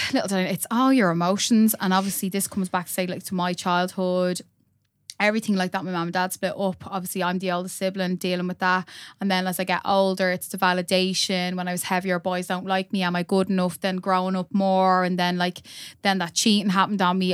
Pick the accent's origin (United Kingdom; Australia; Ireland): Ireland; Dublin, Leinster; also born or lived in Drumcondra; moved to Cabra when I was about four or five